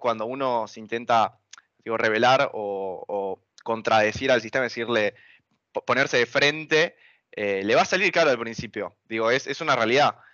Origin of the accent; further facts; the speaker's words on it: Buenos Aires, Argentina; Argentina es mi casa, es el lugar donde yo nací, donde yo me crié, donde viví toda mi vida.